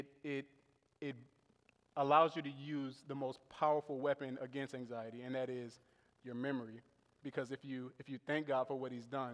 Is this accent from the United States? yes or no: yes; New Orleans, Louisiana, United States; now in Buffalo, United States; I was raised in New Orleans, Louisiana